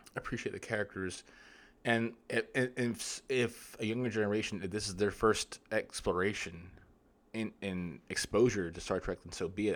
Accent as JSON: {"language": "English", "country": "United States", "said": "I'm not an English, I'm American."}